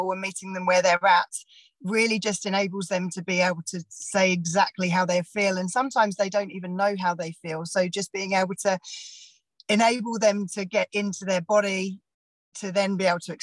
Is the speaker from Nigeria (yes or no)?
no; England, United Kingdom; moved away as an adult; also born or lived in Australia; now in Bay of Plenty, New Zealand; I'm from England originally, moved over to New Zealand around 9 years ago